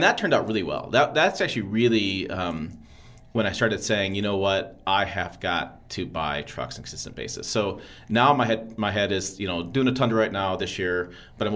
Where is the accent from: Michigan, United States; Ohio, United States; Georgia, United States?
Michigan, United States; I grew up in Michigan